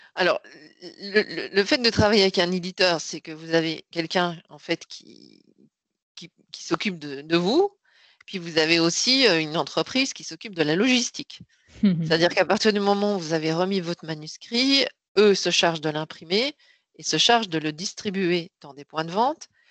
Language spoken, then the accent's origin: French; Belgium; moved away as an adult; now in Paris, France; je suis née en Belgique, j'ai fait mes études et j'y travaillé jusqu'en 99